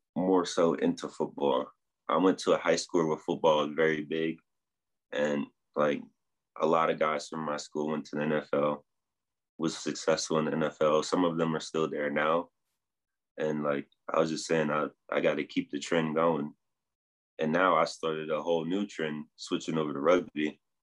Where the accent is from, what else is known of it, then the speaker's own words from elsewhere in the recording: New Jersey, United States; now in Denver, United States; I'm originally from New Jersey